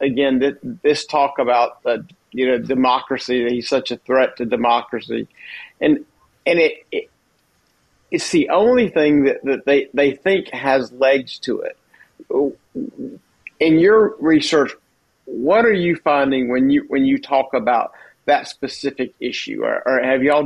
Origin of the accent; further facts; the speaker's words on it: South Carolina, United States; I'm from South Carolina. Grew up in South Carolina politics